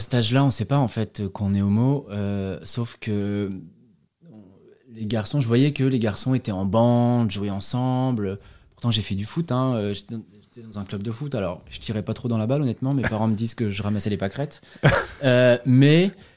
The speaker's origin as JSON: {"language": "French", "area": "near Azay-le-Rideau", "region": "Centre-Val de Loire", "country": "France", "tie": "born or raised there", "also_born_or_lived": "Paris, France", "moved": "as an adult", "lives_now": "Berlin, Germany", "said": "viens de Mont, il y a 6000 habitants"}